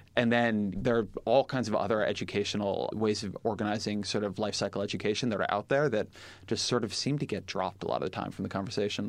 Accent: Irvine, California, United States; I'm from Irvine

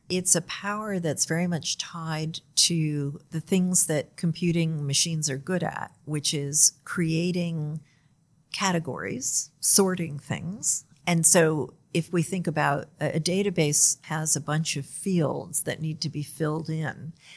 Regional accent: United States; I'm from the United States

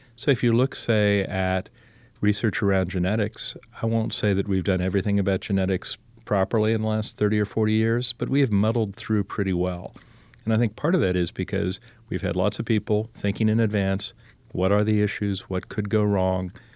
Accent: Columbus, Ohio, United States; I was born in Columbus, Ohio

